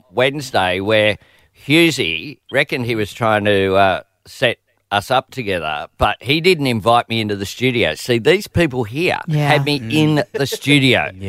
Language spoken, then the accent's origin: English; Sydney, New South Wales, Australia; also born or lived in Newtown / Camperdown; I am from Marrickville.